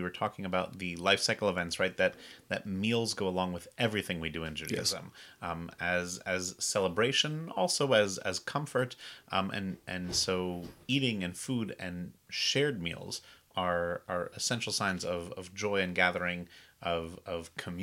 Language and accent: English; New England, United States; now in Charleston, United States; I'm originally from New England